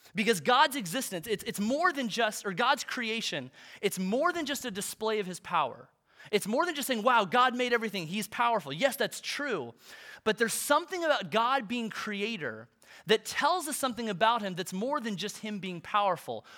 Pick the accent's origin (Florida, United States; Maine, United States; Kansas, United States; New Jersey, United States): Kansas, United States; Olathe; I grew up in Olathe